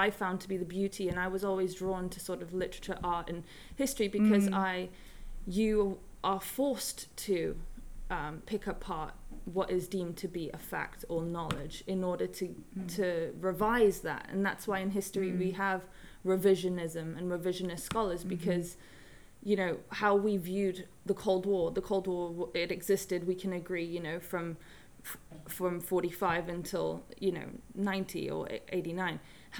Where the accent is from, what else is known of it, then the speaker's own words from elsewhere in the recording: Hong Kong; also born or lived in Bahamas; the third culture kid growing up in Hong Kong, being born in the Bahamas, and my mother's from the Bahamas and my dad is English.